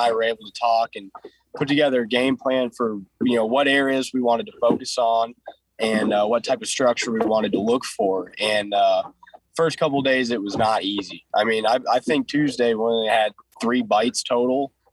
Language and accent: English; Fortville, Indiana, United States; I'm from Cordsville, Indiana